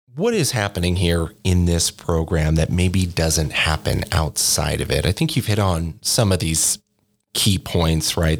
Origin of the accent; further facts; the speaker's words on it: Corvallis, Oregon, United States; moved away as an adult; also born or lived in Eugene, Oregon; now in New Mexico, United States; I grew up in Corvallis Oregon and then went over to the University of Oregon uh, in Eugene for college